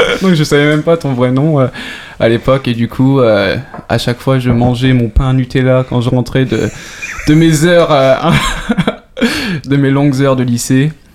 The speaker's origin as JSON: {"language": "French", "country": "France", "moved": "as an adult", "lives_now": "Sweden", "said": "en tant que Français"}